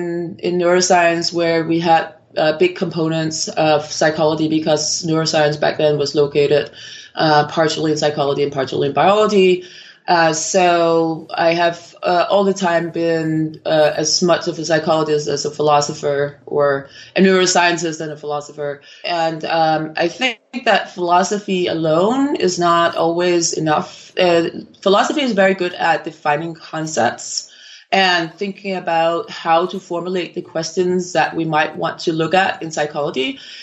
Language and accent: English; Copenhagen, Capital Region of Denmark, Denmark; I'm originally from Copenhagen in Denmark, and I actually completed a degree in neuroscience in Denmark.